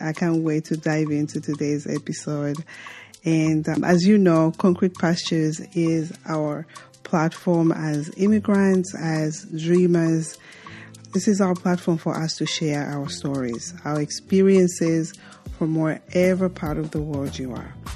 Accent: Mongu, Western Province, Zambia; also born or lived in Lusaka, Zambia; I was born and raised in Zambia, and uh, I grew up uh, very rural

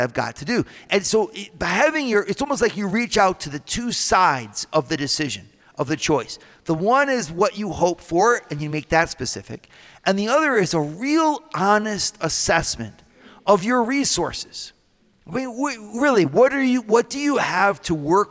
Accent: Northwest Ohio, United States; now in Colorado, United States; I'm from Ohio where there are no hills. I mean, in Northwest Ohio, there are simply no hills. Like where I used to go skiing when I was in high school, we'd go to garbage dumps.

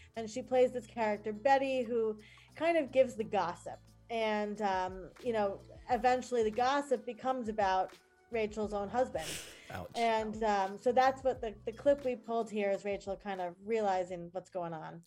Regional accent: New York, United States; I'm new from New York.

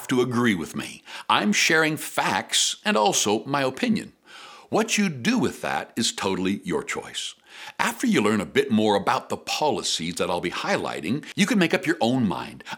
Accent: Canada; as a Canadian

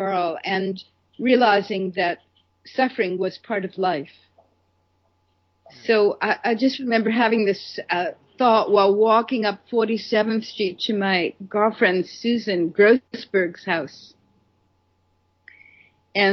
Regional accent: New York City, New York, United States; I grew up in Brooklyn, New York

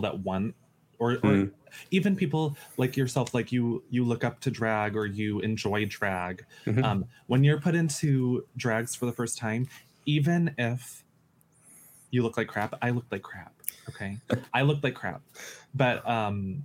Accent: United States; I grew up effeminate in the United States

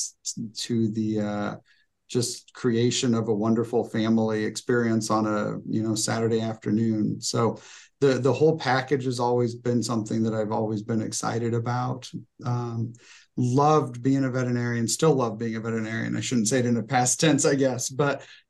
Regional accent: Decatur, Illinois, United States; I'm from Decatur, Illinois.

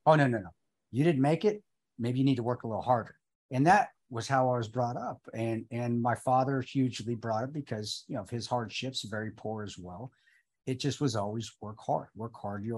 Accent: Alamosa, Colorado, United States; I grew up in Alamosa, Colorado.

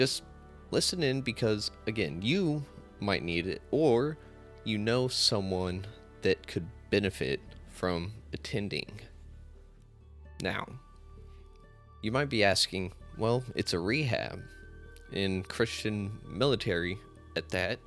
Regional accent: Amarillo, Texas, United States; I'm not from Dallas. I'm from Amarillo, the true North Texas

